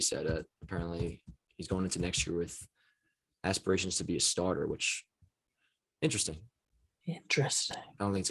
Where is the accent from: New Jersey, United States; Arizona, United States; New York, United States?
New Jersey, United States; Toms River; my hometown-ish area of Tom's River.